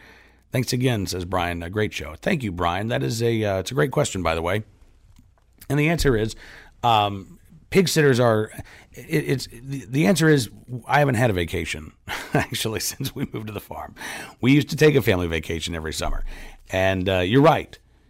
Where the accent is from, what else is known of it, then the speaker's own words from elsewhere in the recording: New York City, New York, United States; I grew up in New York City.